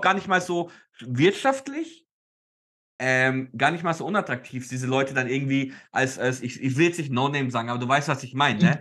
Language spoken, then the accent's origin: German; Nuremberg, Bavaria, Germany; ich bin leider in Nürnberg aufgewachsen und deswegen Nürnberg-Fan